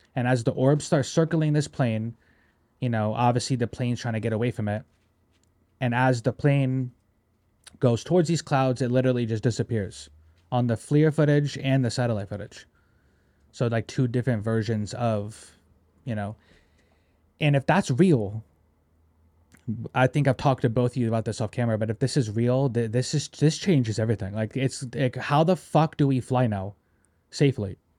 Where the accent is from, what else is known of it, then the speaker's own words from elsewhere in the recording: United States; I love being American